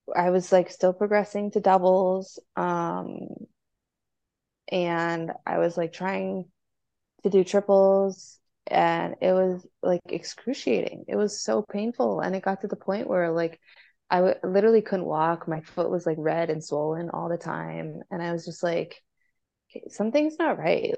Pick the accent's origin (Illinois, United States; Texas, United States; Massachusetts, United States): Illinois, United States; Chicago; I'm from Chicago